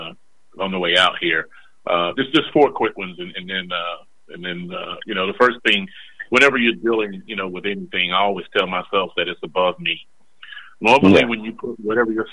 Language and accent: English; Charlotte, North Carolina, United States; I grew up in Boulevard Homes here in Charlotte